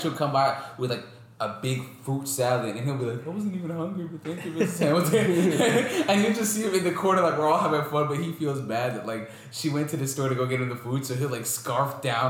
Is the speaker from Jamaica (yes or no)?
yes; Jamaica; I'm Jamaican and black. Like, I'm supposed to, like yams and sweet potatoes and stuff like that.